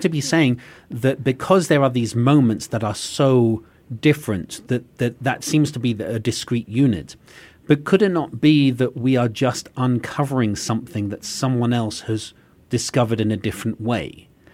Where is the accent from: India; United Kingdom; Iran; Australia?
United Kingdom; England; now in United States; As an Englishman who now lives in America